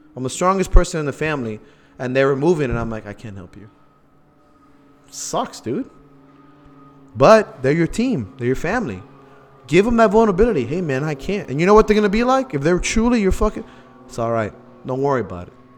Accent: Miami, Florida, United States; we're from Miami

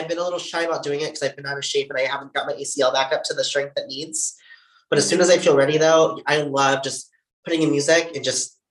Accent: near Thurston County, Washington, United States; Okay, I grew up so close to you.

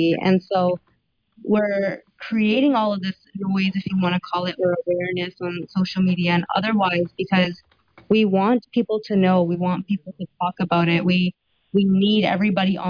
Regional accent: Surrey, British Columbia, Canada; Born and raised in Surrey

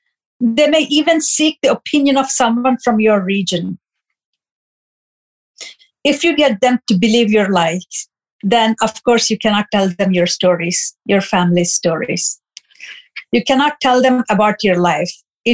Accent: Kazipet, Telangana, India; moved away as an adult; now in United States; I was born in South India in a town called Kazipet in the state of Andhra Pradesh. I was born into a lower middle class family. My parents were college lecturers. I was born an untouchable.

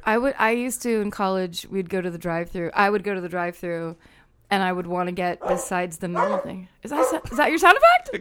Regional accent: Petaluma, California, United States; moved away; also born or lived in Media, Pennsylvania / Los Angeles; I'm from Northern California

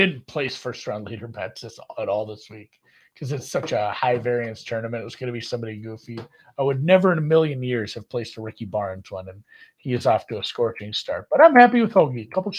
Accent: Germany; It's funny, like all the teams I like I'm from Germany.

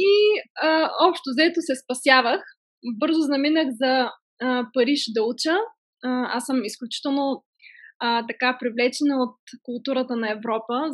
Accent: Sofia, Sofia City, Bulgaria; born there; аз съм родена по погрешка в София.

